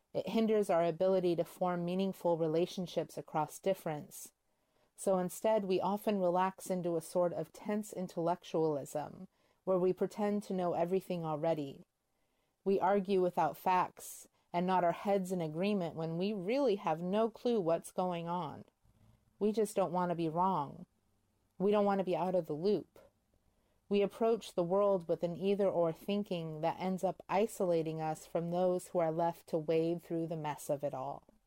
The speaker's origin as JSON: {"language": "English", "country": "United States", "said": "As white American Christians"}